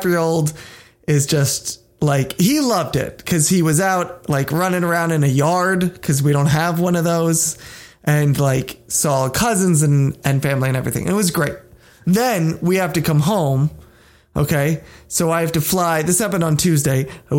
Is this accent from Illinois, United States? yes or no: no; Pennsylvania, United States; I'm from Pennsylvania